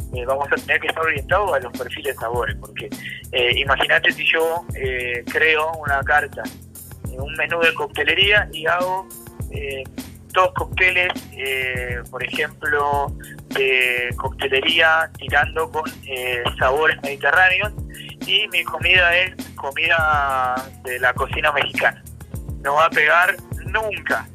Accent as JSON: {"language": "Spanish", "country": "Argentina", "moved": "yes", "lives_now": "Colombia", "said": "en mi país, en Argentina"}